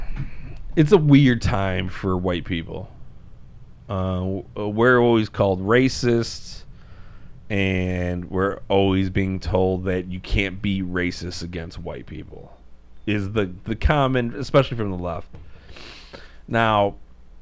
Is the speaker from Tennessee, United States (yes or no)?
no; Chicago, Illinois, United States; I grew up in Marquette Park